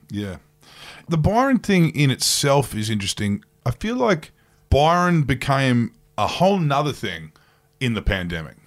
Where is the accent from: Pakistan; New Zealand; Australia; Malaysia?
Australia; Queensland; growing up in Queensland